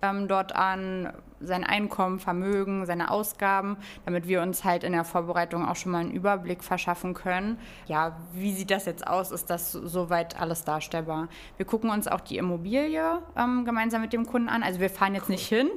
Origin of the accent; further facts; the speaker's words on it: Hönow, Brandenburg, Germany; ich komme ja ähm, aus Hönow, also das ist so ne direkt neben Berlin.